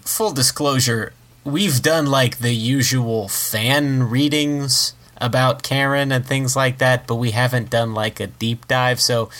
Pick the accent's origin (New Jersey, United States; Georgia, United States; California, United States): New Jersey, United States; James and I are from New Jersey, a hop skip from New York